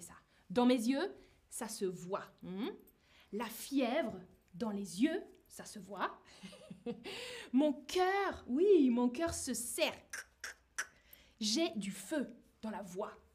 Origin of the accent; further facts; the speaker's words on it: France; now in Berlin, Germany; je suis française